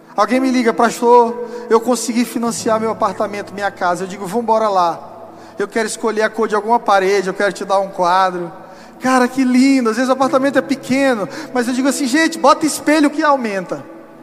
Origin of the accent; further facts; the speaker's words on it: São Luís, Maranhão, Brazil; moved away; lá na terra que eu nasci, São Luís do Maranhão